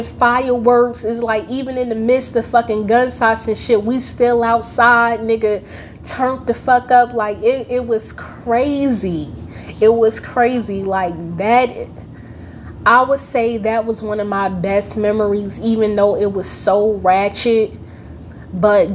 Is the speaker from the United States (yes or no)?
yes; Newark, New Jersey, United States; I'm from Newark, New Jersey